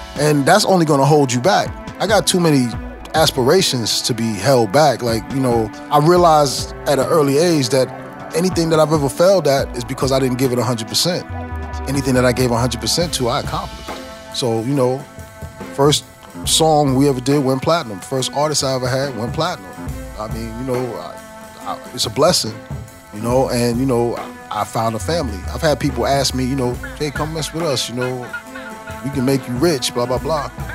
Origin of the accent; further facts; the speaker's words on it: 510 South Franklin, New York, United States; my hometown, 510 uh, South Franklin